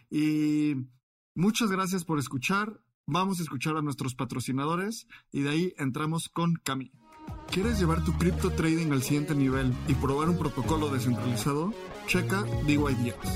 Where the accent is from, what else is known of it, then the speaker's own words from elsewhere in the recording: Colombia; now in United States; yo soy colombiana, yo eh, viviendo en Estados Unidos